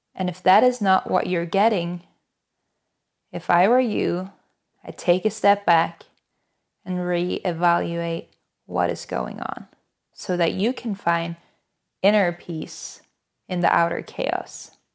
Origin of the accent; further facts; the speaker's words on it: Norway; moved away as an adult; now in United States; I'm originally from Norway, but I've lived in the U S for, goodness, almost five years at this point.